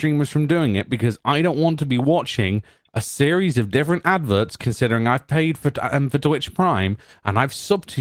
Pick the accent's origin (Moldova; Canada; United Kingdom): United Kingdom; I'm British